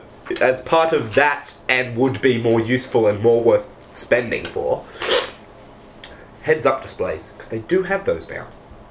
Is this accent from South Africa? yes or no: yes; South Africa; Don't know why I talk like this when I'm from South Africa.